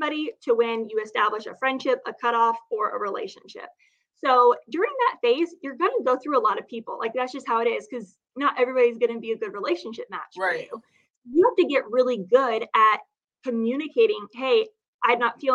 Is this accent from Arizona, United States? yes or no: yes; Phoenix, Arizona, United States; now in San Diego, United States; I grew up in Phoenix